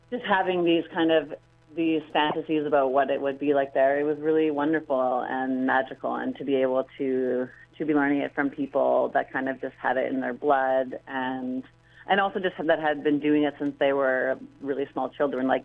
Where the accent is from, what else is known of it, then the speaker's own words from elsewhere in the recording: Vancouver, British Columbia, Canada; I'm from Vancouver, and so I started dancing here, and then I went to Granada